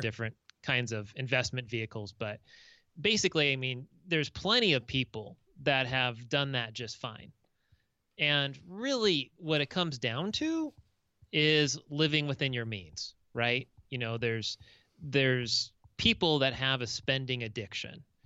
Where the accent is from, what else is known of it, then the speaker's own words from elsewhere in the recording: Orange County, Southern California, United States; moved away as an adult; also born or lived in Seattle, Washington; now in Minnesota, United States; I'm from Southern California originally, grew up in Orange County in L A County